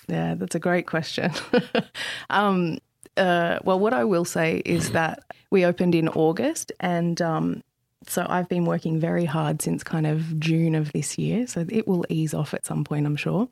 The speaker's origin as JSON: {"language": "English", "area": "Central Coast", "region": "New South Wales", "country": "Australia", "tie": "born or raised there", "said": "I grew up on the central coast of New South Wales"}